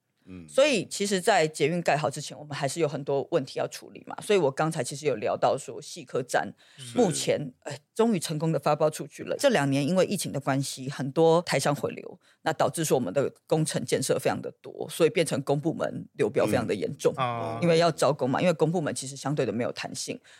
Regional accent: Xizhi, New Taipei, Taiwan; 因为还是是土生土长细致人，就知道细致人已经被这个议题诈骗了二十年之久，至少二十年之。

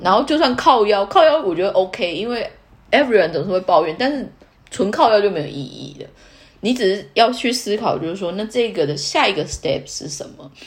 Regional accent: Taiwan; now in Tokyo, Japan; 我身为台湾人

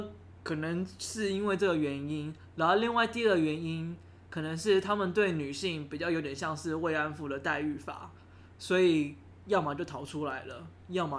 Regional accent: Taiwan; 是，只是因为你知道，就身为台湾人，对，太熟悉了。

